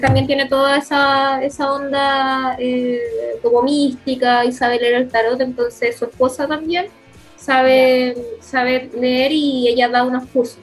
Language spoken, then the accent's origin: Spanish; Concepción, Biobío, Chile; nací en Concepción y mi infancia eh, fue criada en Lorenzo Arenas